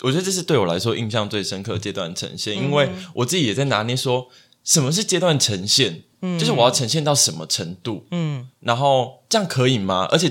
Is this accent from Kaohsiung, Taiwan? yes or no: yes; Kaohsiung, Taiwan; 我我是高雄人，